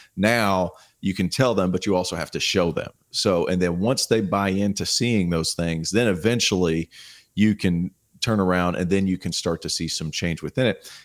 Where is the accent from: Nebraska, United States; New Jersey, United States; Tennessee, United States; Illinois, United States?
Tennessee, United States; now in Charlotte, United States; I grew up in Tennessee, about three and a half hour drive from Charlotte.